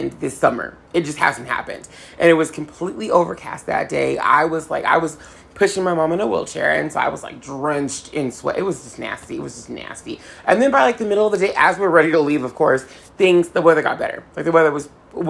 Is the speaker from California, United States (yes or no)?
yes; Southern California, United States; I'm from Southern California